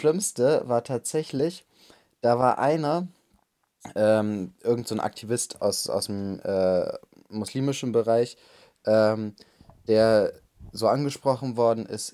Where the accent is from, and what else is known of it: Germany